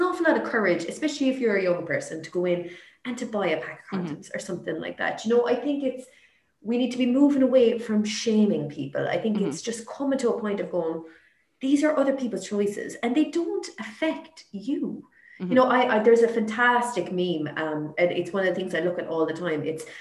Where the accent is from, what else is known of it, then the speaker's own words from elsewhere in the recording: Limerick, Munster, Ireland; I'm from Limerick